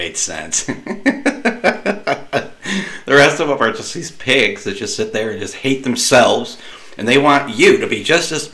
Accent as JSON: {"language": "English", "country": "United States", "said": "as an American taxpayer"}